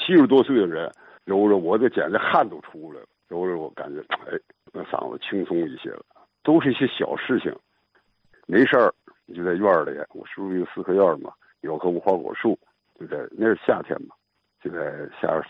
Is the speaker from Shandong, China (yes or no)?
yes; Yantai, Shandong, China; 对，我就是烟台人。